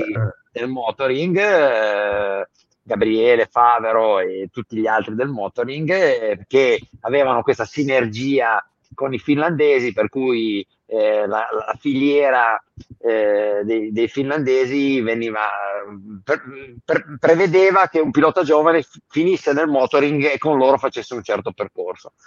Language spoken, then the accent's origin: Italian; Ventimiglia, Liguria, Italy; also born or lived in hinterland of Imperia; io sono di Ventimiglia, comunque Sanremo, cioè noi abbiamo passato l'infanzia